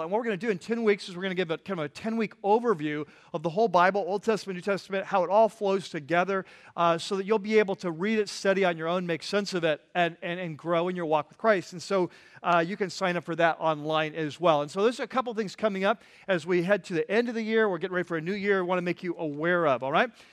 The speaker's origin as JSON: {"language": "English", "region": "California", "country": "United States", "said": "I'm from California"}